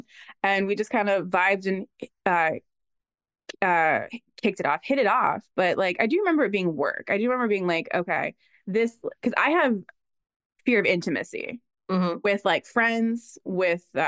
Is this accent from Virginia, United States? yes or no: yes; Fredericksburg, Virginia, United States; also born or lived in Baltimore, Maryland; That's like where I'm from. I'm like from that area